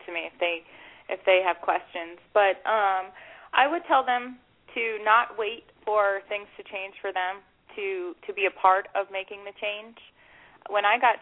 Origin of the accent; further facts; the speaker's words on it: Bon Jovi's hometown, New Jersey, United States; he's from my hometown